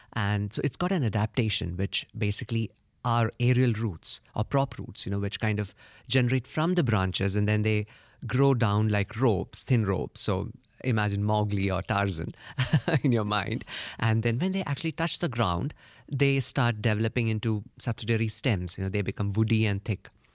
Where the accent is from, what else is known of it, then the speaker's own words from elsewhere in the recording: India; I come from India